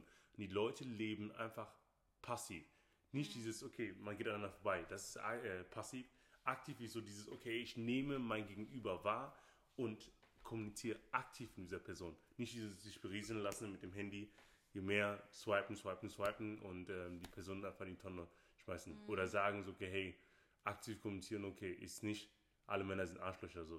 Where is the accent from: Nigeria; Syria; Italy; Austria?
Nigeria; now in Germany; ich bin nicht hier in Deutschland geboren, sondern ich bin Nigerianer